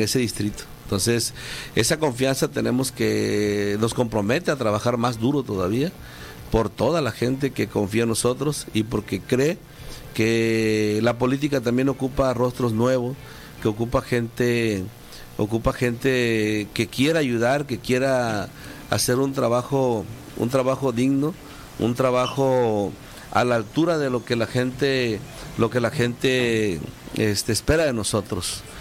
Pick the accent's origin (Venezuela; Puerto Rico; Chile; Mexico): Mexico; Marquelia, Guerrero; now in Los Cabos, Mexico; de Marquelia Guerrero ese es mi municipio